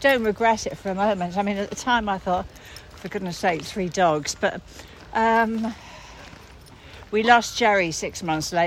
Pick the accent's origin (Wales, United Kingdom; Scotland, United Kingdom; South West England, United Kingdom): South West England, United Kingdom; Somerset; also born or lived in Sussex; partly Somerset and partly Sussex